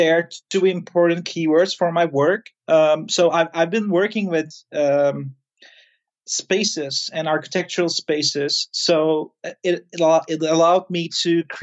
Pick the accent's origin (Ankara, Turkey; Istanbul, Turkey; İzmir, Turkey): İzmir, Turkey; Izmir, Turkey; moved away; I'm right now in Turkey. It's a city called Izmir. It's my hometown